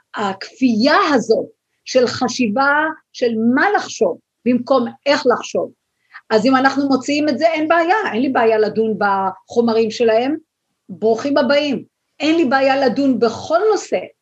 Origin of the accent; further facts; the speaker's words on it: Israel; now in United States; אנחנו כישראלים